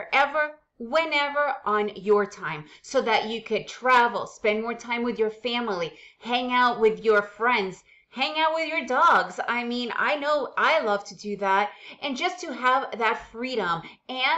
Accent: United States; first language Russian; English is a second language; moved away as an adult; also born or lived in Soviet Union; now in Central America; because we moved to the United States when I was around 6 years old, English is my main language

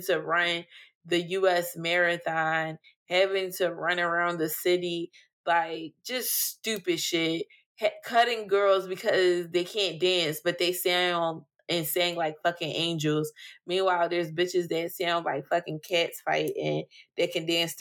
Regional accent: United States; I'm a black American

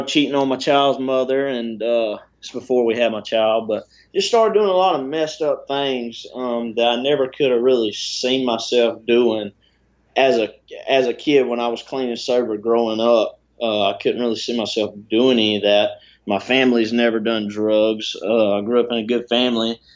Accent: South Georgia, United States; I had a good life growing up. I'm from South Georgia, so I mean, I'm small town country boy

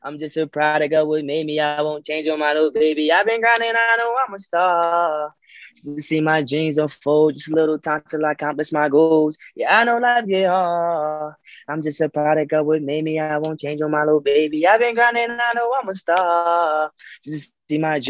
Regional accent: Delaware, United States; where I come from Delaware, we get overlooked. You know, we a small town, small city.

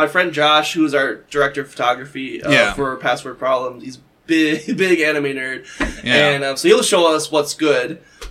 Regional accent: England, United Kingdom; But you're reading it, because I'm English, reading it, because I don't speak South Korean

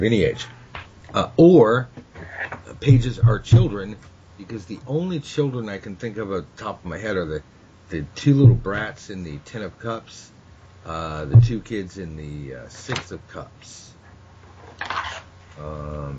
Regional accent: United States; I'm from America

